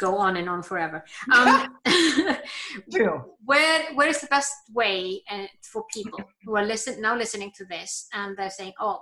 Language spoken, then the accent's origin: English; Iceland; I'm born and raised in Iceland